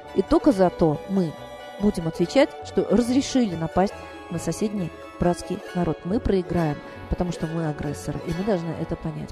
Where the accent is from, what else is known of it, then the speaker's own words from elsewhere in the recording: Russia; Они знали, что я из России